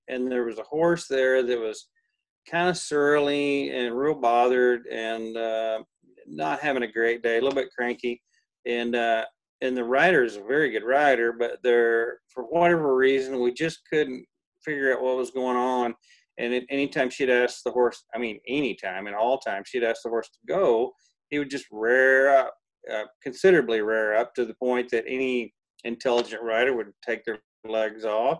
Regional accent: Texas, United States; I was raised in Texas

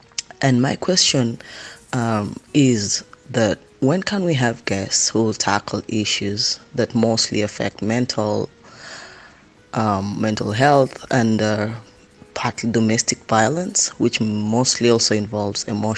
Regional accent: Kenya; now in Dubai, United Arab Emirates; I'm a Kenyan living, working, and studying in Dubai.

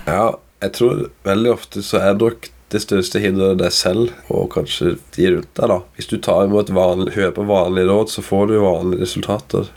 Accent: Kristiansand, Agder, Norway; Jeg er jo fra Kristiansand

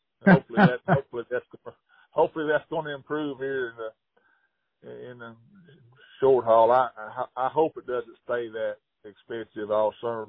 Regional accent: Hot Springs, Arkansas, United States; And I grew up in Hot Springs, and gosh, yeah, I can remember my dad picking me up, you know, at the schoolyard and in grade school, and going straight to the lake

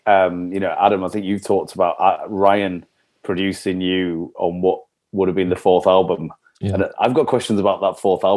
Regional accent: Leeds, Yorkshire and the Humber, United Kingdom; I grew up in like East Leeds

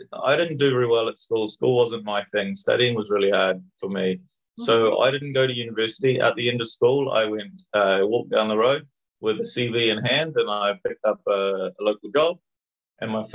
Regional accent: Auckland, New Zealand; moved away as an adult; also born or lived in New Zealand countryside (birthplace); now in Spain; I'm from Auckland in the North Island of New Zealand.

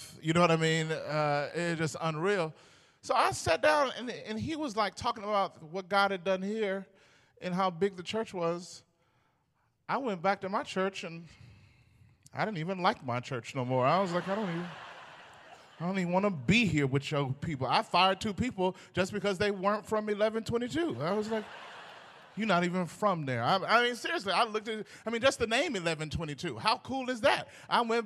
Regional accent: Pearl, Mississippi, United States; I grew up in Pearl, Mississippi.

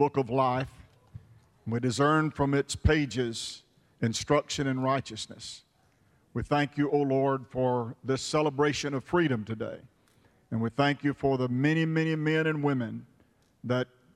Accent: United States; I was born an American

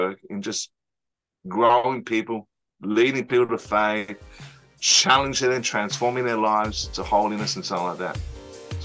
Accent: Australia; I'm Australian-born Chinese

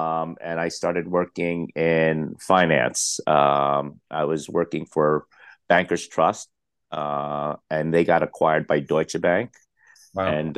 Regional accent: Staten Island, New York, United States; also born or lived in Philippines / Brooklyn; Myself, I was born in the Philippines. I moved to Brooklyn at the age of one. So I really did grow up in New York City. I moved to Staten Island by the age of six. So I pretty much grew up in Staten Island

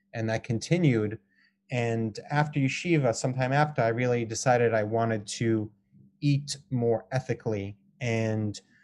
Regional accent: Boulder, Colorado, United States; also born or lived in Israel; I grew up in Boulder, Colorado

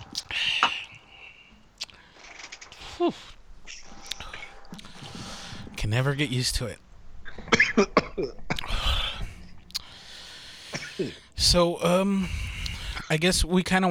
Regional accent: El Monte, California, United States; We're from the Monte

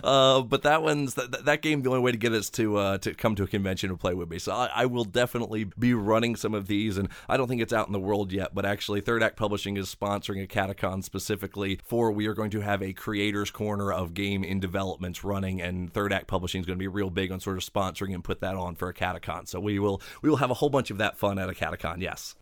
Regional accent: Maryland, United States; now in Ohio, United States; I'm originally from Maryland

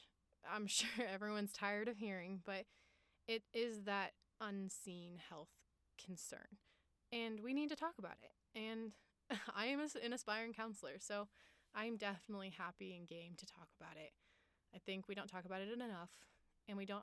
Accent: Longmont, Colorado, United States; also born or lived in Boulder, Colorado; I'm a Colorado native. I was born in Boulder, Colorado, grew up in Longmont

